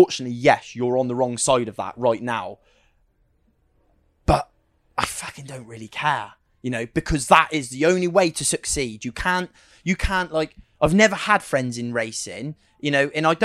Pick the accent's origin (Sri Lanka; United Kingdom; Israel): United Kingdom; We're British, so we don't, you know, I this is where I live as such